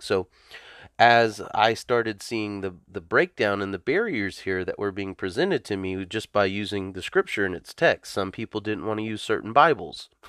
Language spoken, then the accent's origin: English; the South, United States; also born or lived in California; I come from the South.